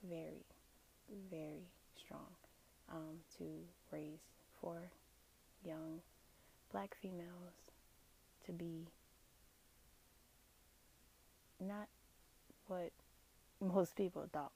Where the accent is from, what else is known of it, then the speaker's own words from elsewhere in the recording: Tampa, Florida, United States; also born or lived in Apollo Beach, Florida; I grew up in Tampa, Florida, born and raised in Tampa, Florida. I've actually never left, never moved to a different state